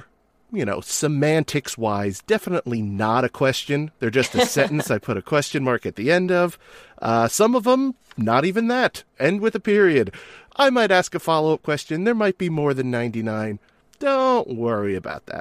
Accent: New Jersey, United States; Coming from New Jersey

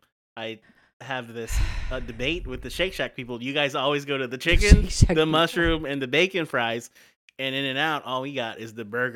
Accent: West Coast, United States; now in New York, United States; So it's tough being on the East Coast. I'm from the West Coast originally.

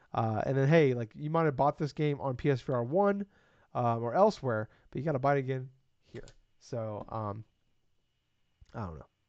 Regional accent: Iowa, United States; I'm from Iowa

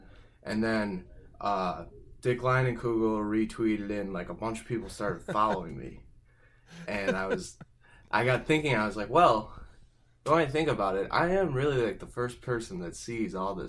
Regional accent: Chicago, Illinois, United States; moved away as an adult; also born or lived in Minnesota; now in Wisconsin, United States; Originally, I'm from Beverly on the south side of Chicago. So, Sox fan, born and raised

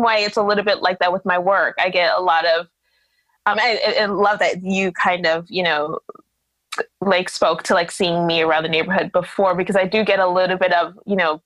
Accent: New York City, New York, United States; because I was born here, because I was raised here

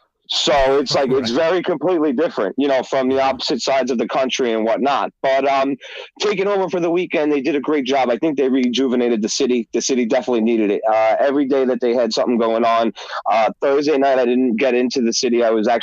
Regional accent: San Francisco, California, United States; as I mentioned, I'm from California, particularly San Francisco.

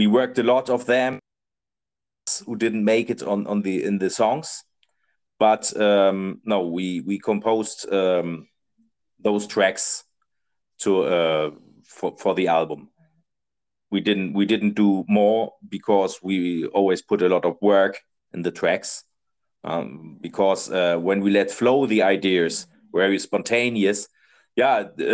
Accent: Germany; English is a second language; now in Spain; I'm from Germany.

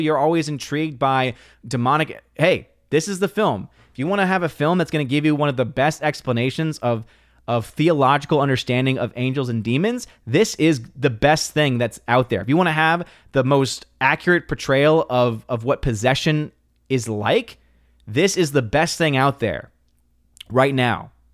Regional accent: New Orleans, Louisiana, United States; Born and raised in New Orleans, Louisiana

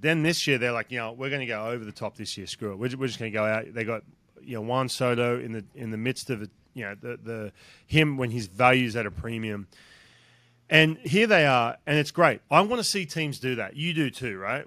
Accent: Newcastle, New South Wales, Australia; moved away; from Newcastle, my hometown

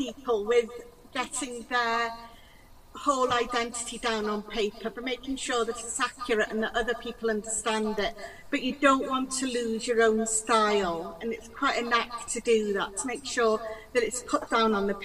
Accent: Wales, United Kingdom; first language Welsh; English is a second language; now in Peak District, United Kingdom; English is actually my second language. My first language is Welsh

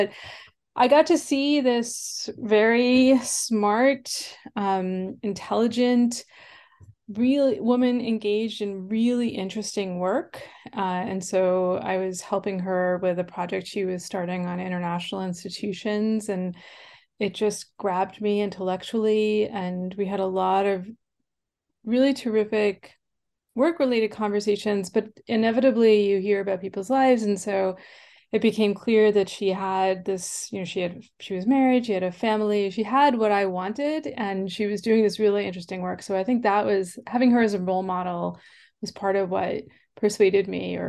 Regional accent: New York, United States; accent: Long Island; So I was born and grew up on Long Island in New York. I actually used to have a Long Island accent, believe it or not, but I changed myself out of it

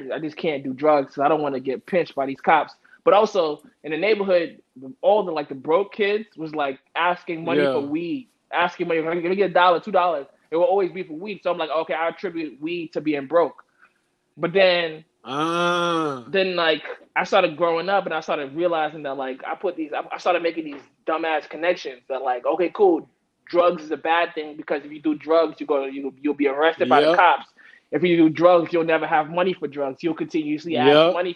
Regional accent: New York, United States; I'm growing up in East New York

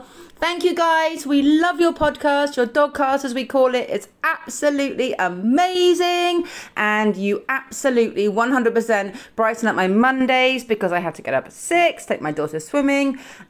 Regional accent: South East England, United Kingdom; now in South Wales, United Kingdom; We live in South Wales. I'm not from South Wales. I'm from Oxfordshire, really. But I have adopted a slight lilt when it comes to speaking in Welsh to my friends.

